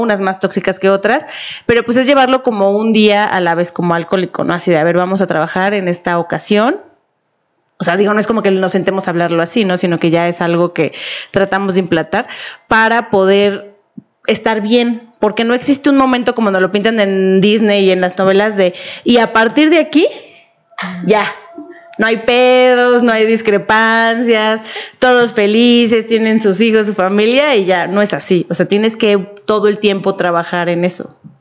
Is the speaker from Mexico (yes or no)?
yes; Mexico; como mexicana luego yo lo veía